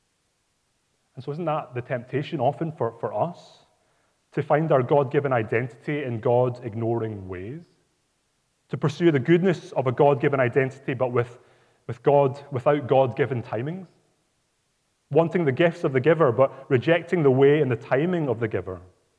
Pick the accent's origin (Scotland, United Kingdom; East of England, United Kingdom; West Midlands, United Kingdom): Scotland, United Kingdom; Glasgow; Glasgow, my hometown